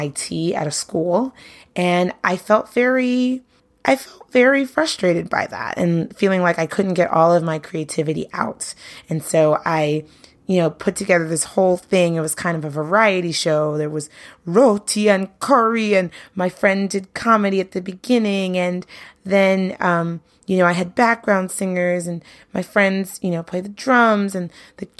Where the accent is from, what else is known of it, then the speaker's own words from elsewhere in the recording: New York City, New York, United States; I grew up in Brooklyn